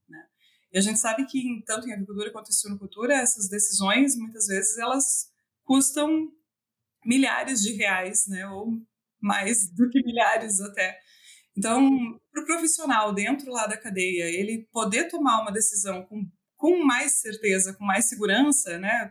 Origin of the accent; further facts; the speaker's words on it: Tangará, Santa Catarina, Brazil; eu sou natural de Tangará, é uma cidade bem pequenininha, tem 8 mil habitantes, e ela fica no meio oeste de Santa Catarina